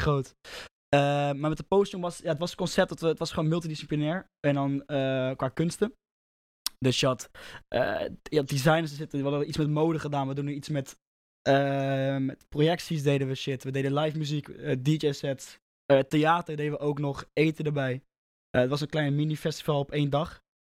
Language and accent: Dutch; Rotterdam, South Holland, Netherlands; ik kom uit Roffa